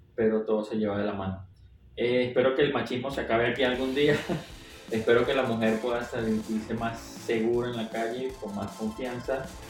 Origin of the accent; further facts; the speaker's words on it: Venezuela; now in Mexico; de Venezuela